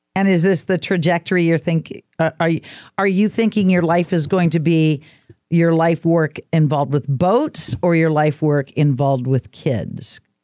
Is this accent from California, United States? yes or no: no; Oregon coast, United States; I was raised on the Oregon coast